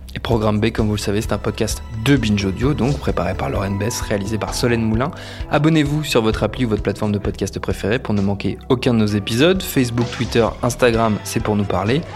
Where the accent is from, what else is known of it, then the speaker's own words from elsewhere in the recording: France; chez nous en France